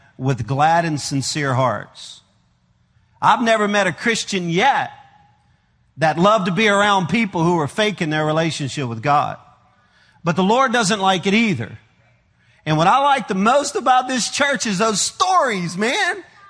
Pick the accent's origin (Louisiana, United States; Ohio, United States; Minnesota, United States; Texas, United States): Louisiana, United States; now in Arkansas, United States; I am a Cajun from Louisiana. I live in Arkansas.